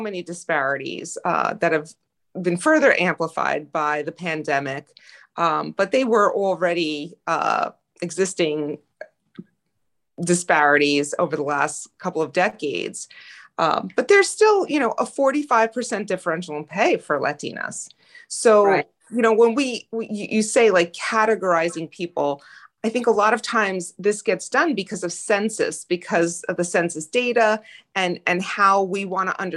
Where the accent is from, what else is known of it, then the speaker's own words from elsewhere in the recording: Passaic, New Jersey, United States; I was born and raised in Passaic, New Jersey